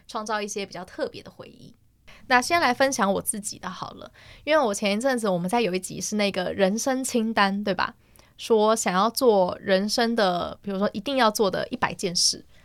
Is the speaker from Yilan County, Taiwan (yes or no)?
yes; Yilan County, Taiwan; 我去的时候是去我们宜兰那边的总局寄的